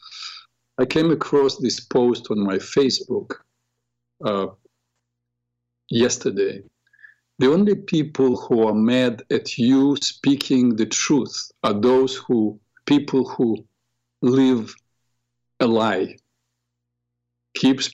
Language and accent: English; Odesa, Odesa Oblast, Ukraine; now in United States; I am from Ukraine, from a beautiful, beautiful city. Odessa